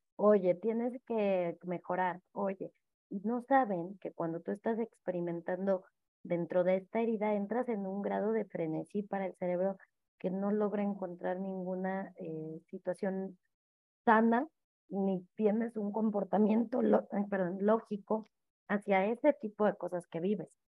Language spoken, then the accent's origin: Spanish; Mexico; yo allá en el tuyo